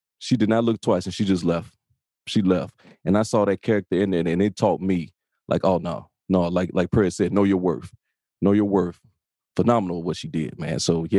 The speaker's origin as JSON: {"language": "English", "town": "Chicago", "region": "Illinois", "country": "United States", "tie": "born or raised there", "said": "Also born and raised in Englewood myself"}